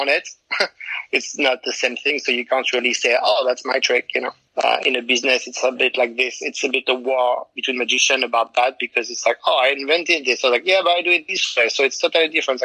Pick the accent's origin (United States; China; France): France; I'm from France